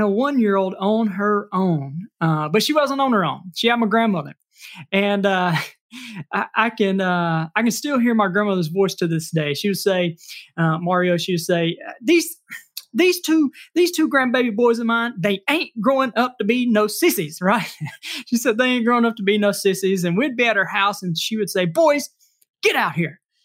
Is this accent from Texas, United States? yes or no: no; Mississippi, United States; I am from Mississippi. I was raised here, but we traveled a good bit and moved back